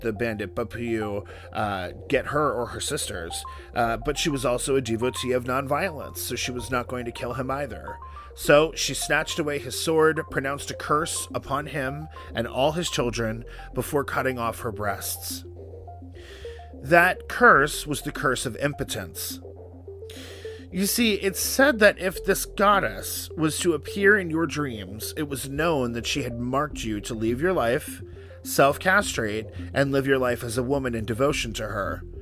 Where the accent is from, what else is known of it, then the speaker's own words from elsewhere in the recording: New York City, New York, United States; as a New Yorker